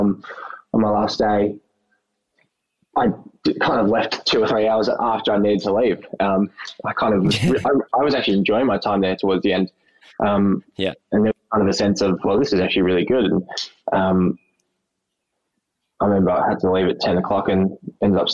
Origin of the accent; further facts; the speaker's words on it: Melbourne, Victoria, Australia; I was born here in Melbourne at the Mercy Hospital, the old Women's Mercy Hospital